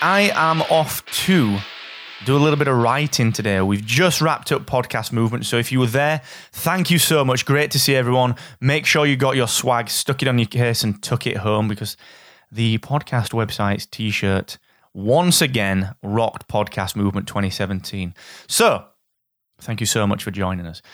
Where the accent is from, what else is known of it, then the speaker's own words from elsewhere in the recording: Barnsley, Yorkshire and the Humber, United Kingdom; from Barnsley